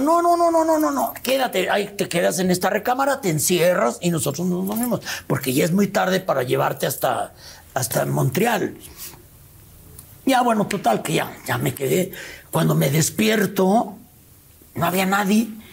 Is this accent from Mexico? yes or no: yes; León, Guanajuato, Mexico; yo de León